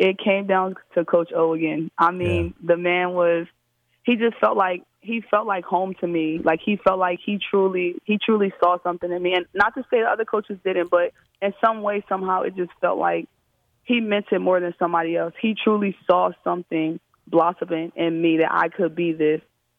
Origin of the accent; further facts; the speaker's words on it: Philadelphia, Pennsylvania, United States; Oh, yeah. We get to it in Philly. You know, we're playing out on the concrete.